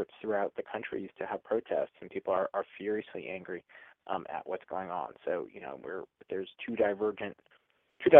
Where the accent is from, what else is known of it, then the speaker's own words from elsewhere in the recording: Georgia, United States; moved away; I grew up in Georgia in a small town I was in high school in the late 80s and early 90s.